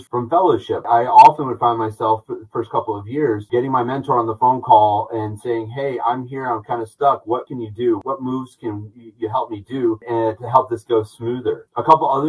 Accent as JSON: {"language": "English", "town": "Atlanta", "region": "Georgia", "country": "United States", "tie": "born or raised there", "also_born_or_lived": "Northeast US / Long Island, New York", "moved": "as an adult", "lives_now": "Augusta, United States", "said": "I was born and raised in Atlanta, Georgia"}